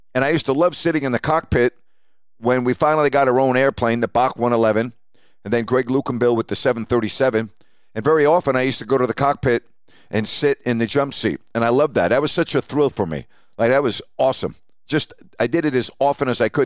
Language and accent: English; Syosset, New York, United States; growing up on Long Island in Syosset, New York